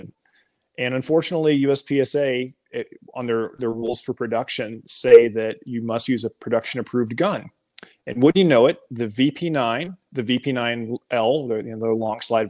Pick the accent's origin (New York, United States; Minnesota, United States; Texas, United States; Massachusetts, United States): Texas, United States; Garland; moved away as an adult; also born or lived in Germany / Belgium; I'm originally from Garland, Texas